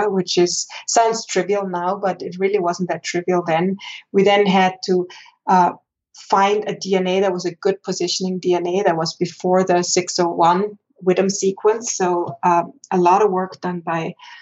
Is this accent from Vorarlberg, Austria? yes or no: yes; Vorarlberg, Austria; moved away as an adult; also born or lived in Innsbruck, Austria / Basel, Switzerland / Zurich, Switzerland; now in Boulder, United States; I grew up in Vorarlberg